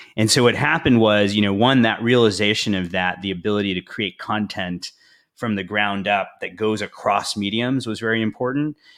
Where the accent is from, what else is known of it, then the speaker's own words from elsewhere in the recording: Houston, Texas, United States; moved away as an adult; also born or lived in India / Madrid / Paris / London; I was born in India, grew up in the United States, uh, grew up in Houston, uh, went to Rice University in Houston